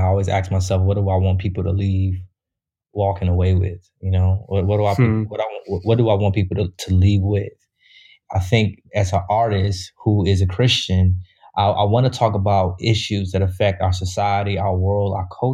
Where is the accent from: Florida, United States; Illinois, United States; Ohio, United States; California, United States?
Illinois, United States; Chicago; I grew up in Chicago